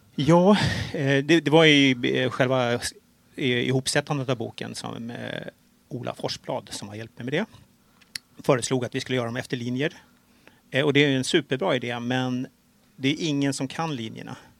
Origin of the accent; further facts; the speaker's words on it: Stockholm, Stockholm County, Sweden; jag är ju stockholmare